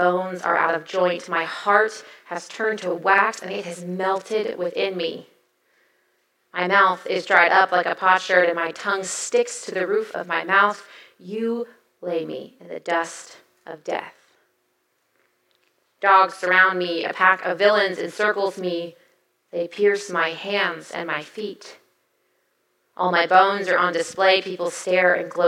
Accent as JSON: {"language": "English", "region": "the South", "country": "United States", "tie": "born or raised there", "said": "I was raised in the South"}